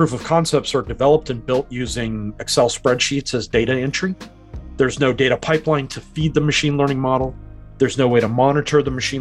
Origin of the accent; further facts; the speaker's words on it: United States; moved away as an adult; now in New Zealand; I'm originally from America, but I've been in New Zealand since 2013